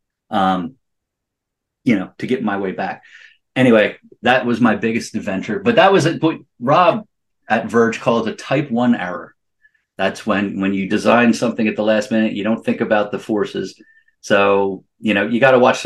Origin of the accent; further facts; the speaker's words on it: Pennsylvania, United States; where we were in Pennsylvania